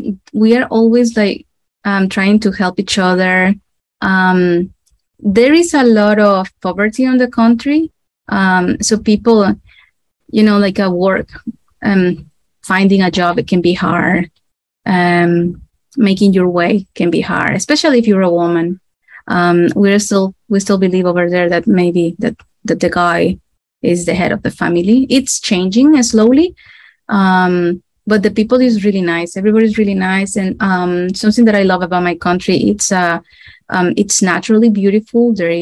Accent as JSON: {"language": "English", "country": "Nicaragua", "tie": "born or raised there", "said": "Well, I am from Nicaragua. This is in a small country in Central America. We are right next to Costa Rica. It is a very hot and tropical country. And I was raised in a middle-class fam"}